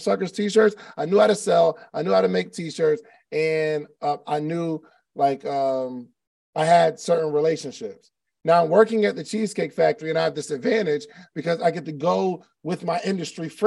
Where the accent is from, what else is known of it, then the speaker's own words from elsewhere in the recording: New Jersey, United States; moved away as an adult; also born or lived in Alabama / Atlanta; I grew up in South Jersey which is right across the bridge from Philadelphia.